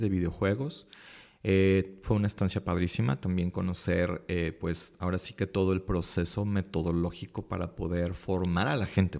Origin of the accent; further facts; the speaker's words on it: Guadalajara, Jalisco, Mexico; soy de aquí de Guadalajara, Jalisco.